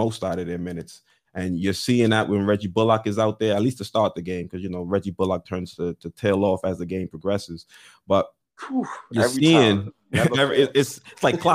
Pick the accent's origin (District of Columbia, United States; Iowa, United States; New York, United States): New York, United States; as a New Yorker